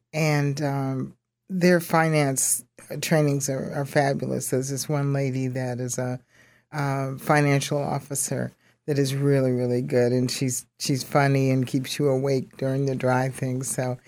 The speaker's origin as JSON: {"language": "English", "town": "Carson", "region": "Mississippi", "country": "United States", "tie": "born or raised there", "said": "I was born in Mississippi, and I was, there was my older brother, my older sister, me, and the sister that's right under me. And we lived with our grandparents in Carson, Mississippi."}